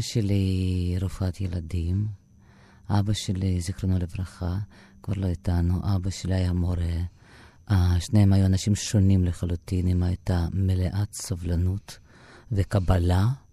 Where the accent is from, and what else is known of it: Mogilev, Mogilev Region, Belarus; born or raised there; Hebrew is a second language; moved away as an adult; now in Israel